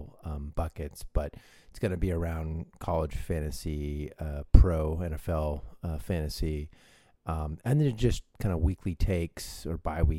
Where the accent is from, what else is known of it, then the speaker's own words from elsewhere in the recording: San Francisco Bay Area, California, United States; we're both from the Bay Area